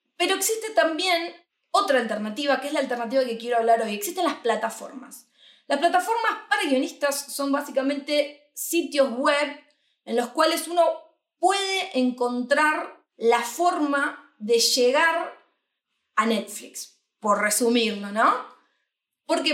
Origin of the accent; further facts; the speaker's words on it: Argentina; moved away as an adult; now in Madrid, Spain; nosotros somos de Argentina, hace un año que estamos instalados aquí en Madrid